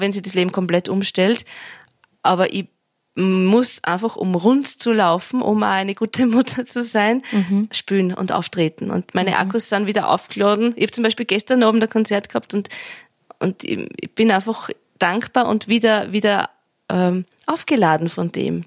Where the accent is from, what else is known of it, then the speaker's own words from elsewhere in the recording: Vienna, Austria; accent: Viennese dialect (Wienerlied); da in meiner Sprache, in meinem Dialekt singen kann